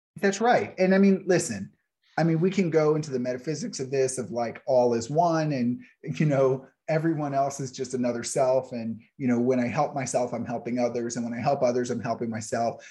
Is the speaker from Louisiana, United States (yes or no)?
yes; New Orleans, Louisiana, United States; moved away; I grew up in New Orleans